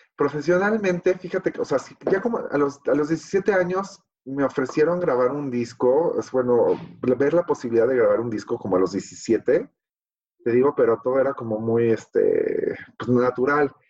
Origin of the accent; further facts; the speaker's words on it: Mexico City, Mexico; Soy de la Ciudad de México, este, y aquí he vivido, la verdad, siempre